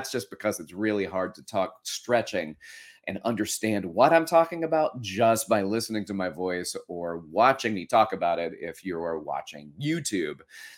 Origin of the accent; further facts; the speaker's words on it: Florence, Alabama, United States; our old wooden chairs that were around our dinner table at my home that I grew up in Florence, Alabama, where my folks still live.